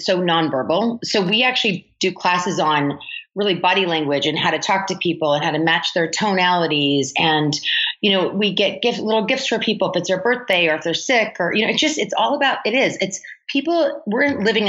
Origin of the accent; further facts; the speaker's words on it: Oregon, United States; moved away as an adult; now in Los Angeles, United States; I'm from Oregon. So I actually left Oregon because I felt in Oregon, there was a glass ceiling